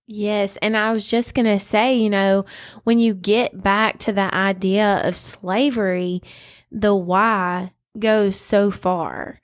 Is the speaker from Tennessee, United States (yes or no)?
yes; West Tennessee, United States; born or raised there